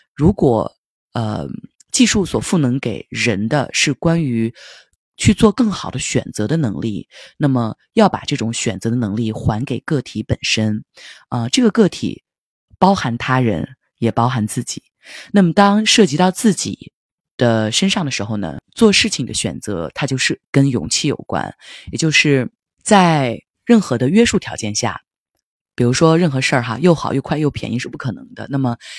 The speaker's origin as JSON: {"language": "Chinese", "town": "Linfen", "region": "Shanxi", "country": "China", "tie": "born or raised there", "also_born_or_lived": "Silicon Valley, California / New York", "moved": "yes", "said": "会有两三周就回到山西临汾平阳我的家乡"}